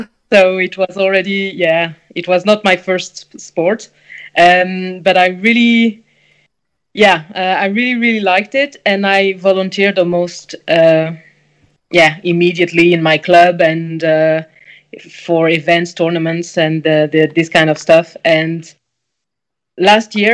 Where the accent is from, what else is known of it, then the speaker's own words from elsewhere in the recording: France; English is a second language; moved away as an adult; also born or lived in Quebec / Germany / Belgium; now in Copenhagen, Denmark; I come originally from France